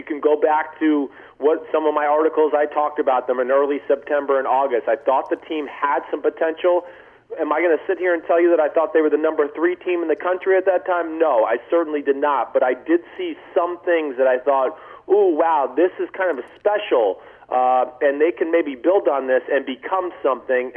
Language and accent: English; New Jersey, United States; I live up here in the Northeast. I'm from New Jersey